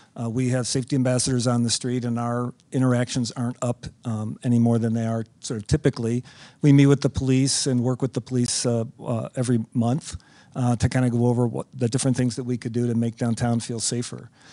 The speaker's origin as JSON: {"language": "English", "town": "Chicago", "region": "Illinois", "country": "United States", "said": "we're all from Chicagoland. We're all very proud of our city"}